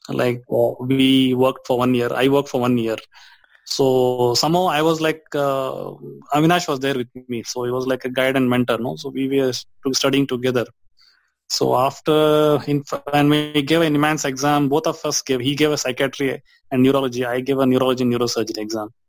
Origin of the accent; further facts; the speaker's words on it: Dharwad, Karnataka, India; I was born in Dharwad. It's a central part of Karnataka, uh-huh. India